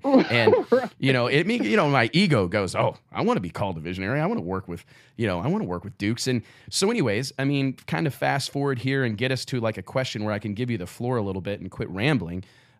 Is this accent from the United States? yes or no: yes; Kirksville, Missouri, United States; how far I am away from home, how far I am away from Kirksville, Missouri, and here you come.